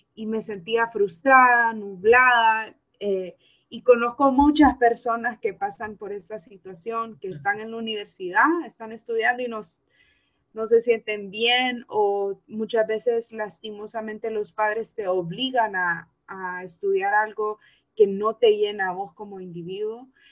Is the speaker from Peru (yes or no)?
no; Honduras; la educación que se nos está brindando aquí como jóvenes hondureños es muy mala